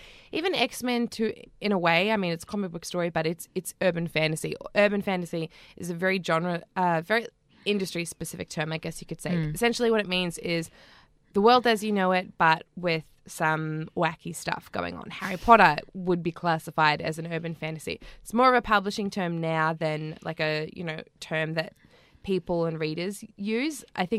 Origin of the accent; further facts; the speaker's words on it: North Island, New Zealand; And, of course, New Zealand and the North Island, which is my home country.